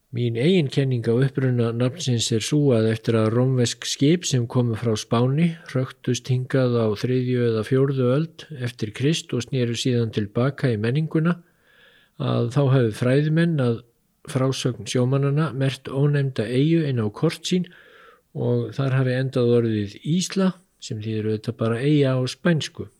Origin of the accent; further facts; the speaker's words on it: Iceland